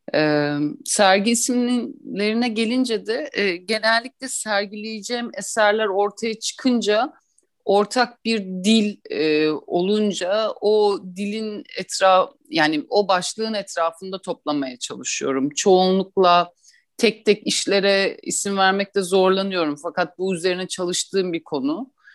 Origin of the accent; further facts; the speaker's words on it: Istanbul, Turkey; ben 1983 yılında İstanbul'da doğdum. Ee, burada doğdum, büyüdüm